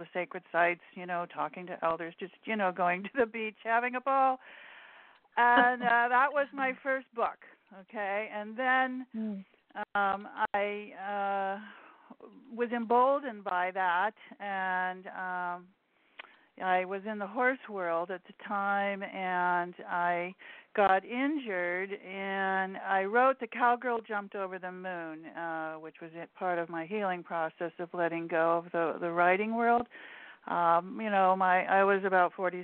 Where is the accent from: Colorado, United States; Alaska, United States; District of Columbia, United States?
Alaska, United States; I'm from Alaska